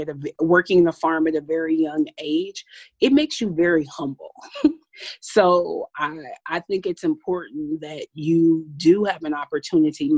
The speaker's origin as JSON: {"language": "English", "town": "Paducah", "region": "Kentucky", "country": "United States", "tie": "born or raised there", "moved": "yes", "lives_now": "Milwaukee, United States", "said": "I'm originally from Paducah, Kentucky. I'm really proud of where I'm from. I grew up on a tobacco farm"}